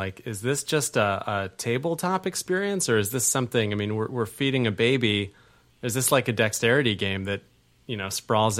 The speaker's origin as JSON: {"language": "English", "region": "Vermont", "country": "United States", "said": "wow, another powerful move, because I'm from Vermont, you know."}